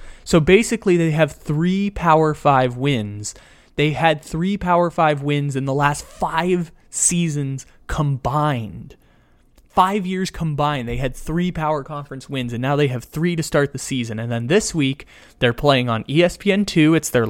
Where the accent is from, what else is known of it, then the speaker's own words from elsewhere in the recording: San Diego, California, United States; now in Sacramento, United States; I grew up in San Diego.